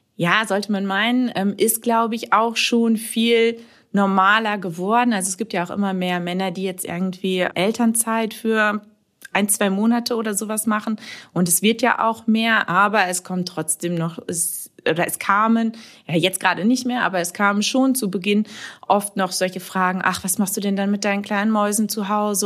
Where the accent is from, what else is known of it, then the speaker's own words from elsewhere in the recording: Warendorf, North Rhine-Westphalia, Germany; ich komme aus Warendorf, das ist äh, ja direkt ums Eck von Sassenberg